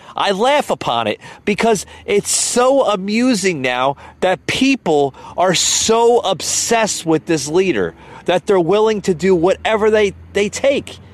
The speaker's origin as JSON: {"language": "English", "country": "United States", "said": "I'm an American man"}